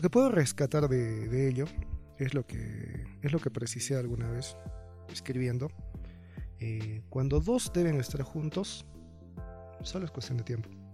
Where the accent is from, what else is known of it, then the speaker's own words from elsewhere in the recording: Cusco, Peru; como peruanos y como cusqueños